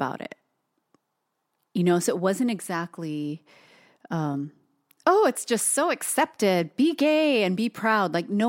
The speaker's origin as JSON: {"language": "English", "region": "Hawaii", "country": "United States", "tie": "born or raised there", "said": "growing up in Hawaii and being Asian"}